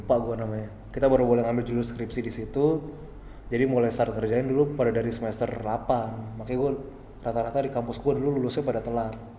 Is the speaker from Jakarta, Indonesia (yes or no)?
yes; Jakarta, Indonesia; moved away as an adult; also born or lived in Purwokerto; gue dari Jakarta terus gue ke daerah Purwokerto